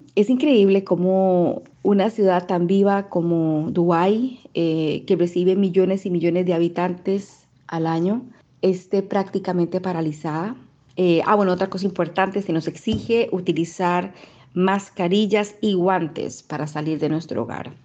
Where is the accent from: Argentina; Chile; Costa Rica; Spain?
Costa Rica; moved away as an adult; now in United Arab Emirates; soy costarricense, comunicadora y desde hace más de dos años vivo en Emiratos Árabes Unidos